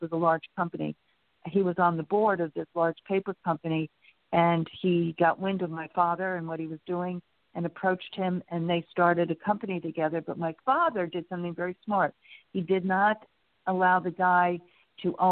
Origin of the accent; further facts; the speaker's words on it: Long Island, New York, United States; moved away as an adult; also born or lived in Connecticut; now in Texas, United States; I grew up outside on Long Island, but outside of New York City